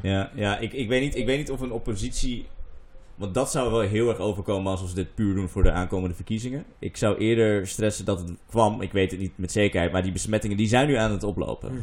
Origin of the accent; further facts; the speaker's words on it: Groningen, Netherlands; moved away; in Groningen, waar ik vandaan kom